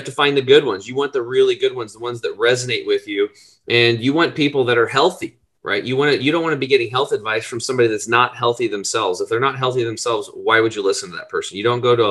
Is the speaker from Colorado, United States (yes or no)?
no; Eastern Oregon, United States; I grew up over in Eastern Oregon, which is pretty much Redneckville.